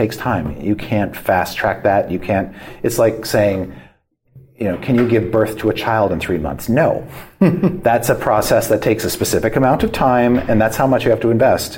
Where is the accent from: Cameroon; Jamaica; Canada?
Canada; I grew up in Canada